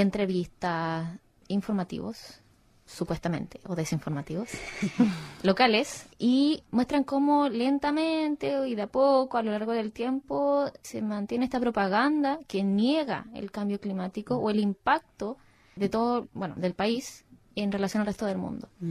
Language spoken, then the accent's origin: Spanish; Chile; now in Australia; siendo latina, chilena y con todo el contexto encima, llegar acá a Australia